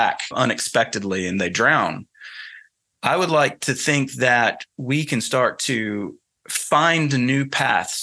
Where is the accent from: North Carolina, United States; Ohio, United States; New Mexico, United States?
North Carolina, United States; accent: Southern; moved away; excuse my Southern accent, I'm from North Carolina originally, so you can probably hear it in my voice